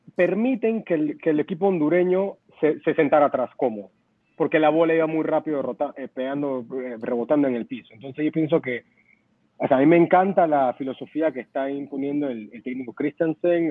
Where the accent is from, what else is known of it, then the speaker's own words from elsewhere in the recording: Panama; yo como panameño